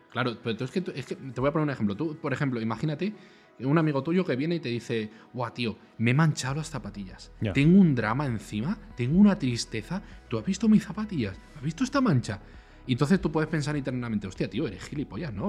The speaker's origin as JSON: {"language": "Spanish", "country": "Spain", "said": "Aquí en España"}